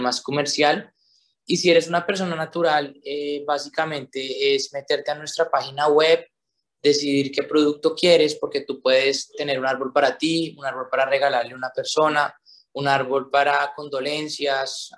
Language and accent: Spanish; Colombia; nosotros como colombianos